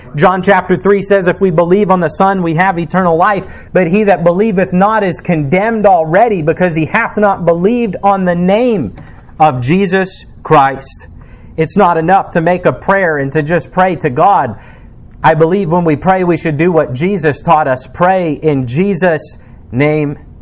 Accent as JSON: {"language": "English", "country": "United States", "said": "as an American"}